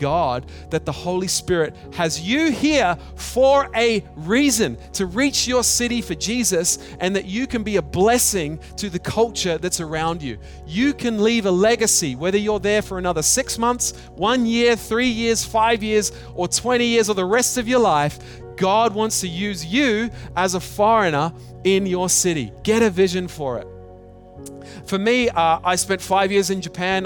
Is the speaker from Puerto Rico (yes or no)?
no; Australia; now in Hong Kong; I'm an Australian living in Hong Kong.